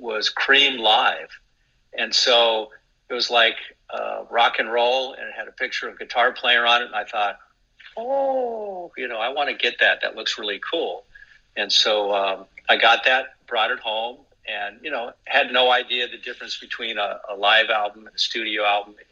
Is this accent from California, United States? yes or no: yes; Anaheim, California, United States; I grew up in Anaheim